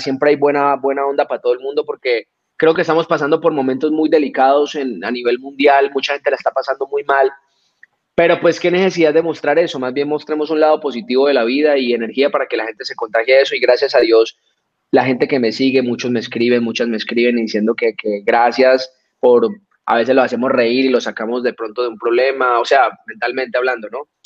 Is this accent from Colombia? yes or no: yes; Colombia; nosotros como colombianos